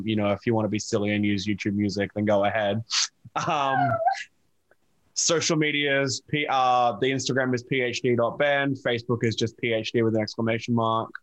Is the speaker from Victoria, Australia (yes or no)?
no; Logan, Queensland, Australia; I was born in Australia, born in Logan, so okay. Not too far from Brisbane.